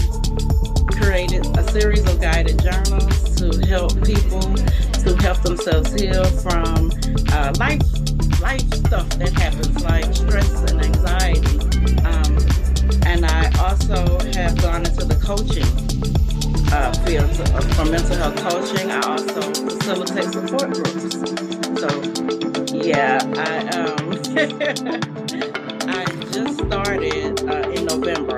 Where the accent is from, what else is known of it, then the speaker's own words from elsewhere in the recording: Beaumont, Texas, United States; now in Houston, United States; I'm from Beaumont, Texas, but I live in Houston, Texas